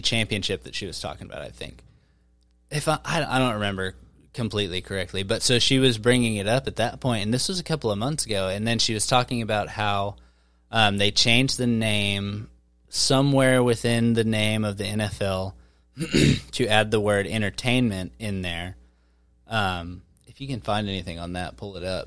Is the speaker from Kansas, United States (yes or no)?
yes; Wichita, Kansas, United States; I'm from Wichita. I'm from Kansas.